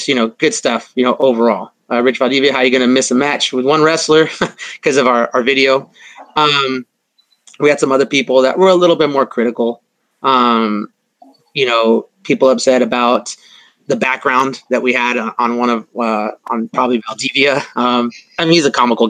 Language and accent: English; La Mirada, California, United States; I'm from La Mirada, Whittier